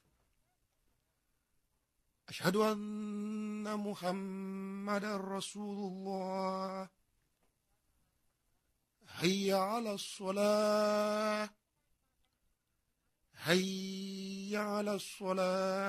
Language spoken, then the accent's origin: English; Kaduna, Kaduna State, Nigeria; also born or lived in Kano State; My family are indigenous of Kano State. I was born and brought up in Kaduna.